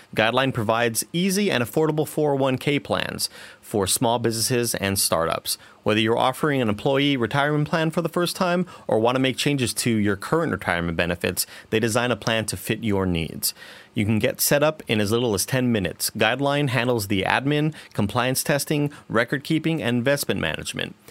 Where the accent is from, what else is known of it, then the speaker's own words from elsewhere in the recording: Rio Grande Valley, Texas, United States; moved away as an adult; also born or lived in Austin; now in San Francisco, United States; I'm from the Rio Grande Valley